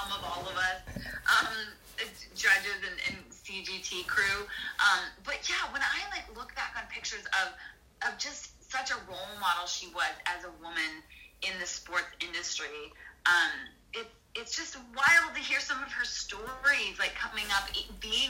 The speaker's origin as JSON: {"language": "English", "town": "Calgary", "region": "Alberta", "country": "Canada", "tie": "born or raised there", "moved": "as an adult", "lives_now": "Nashville, United States", "said": "Growing up in Calgary was definitely a hockey town."}